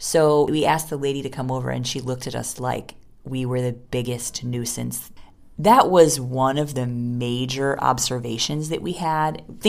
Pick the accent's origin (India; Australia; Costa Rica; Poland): India; I mean, because we're coming from India, we don't have the kinds of amazing aquariums that you can maintain when you're in a Western country